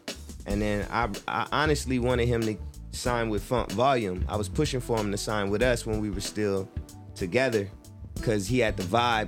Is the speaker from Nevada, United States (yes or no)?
yes; Las Vegas, Nevada, United States; also born or lived in Flint, Michigan; Yeah. And I was pretty much raised in Vegas. That's where I spent most of my years.